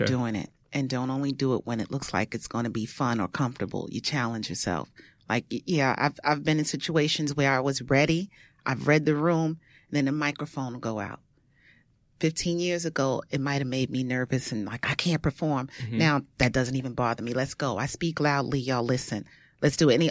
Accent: New York City, New York, United States; I am from Brooklyn, born in Bed-Stuy, raised in Bushwick, lived all over the place, East New York, Crown Heights

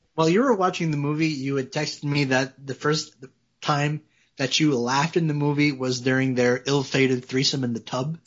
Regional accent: Canada; I'm French, like I'm French Canadian

